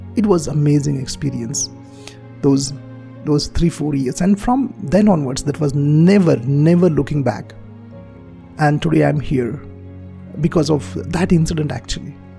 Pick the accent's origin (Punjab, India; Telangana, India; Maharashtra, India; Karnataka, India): Maharashtra, India; Marathi medium school; English is a second language; I'm from Marathi medium school